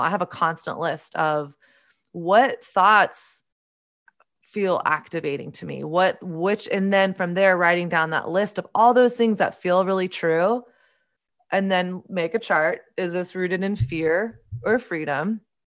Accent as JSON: {"language": "English", "region": "the South", "country": "United States", "tie": "born or raised there", "said": "I grew up in Southern conservative evangelical culture"}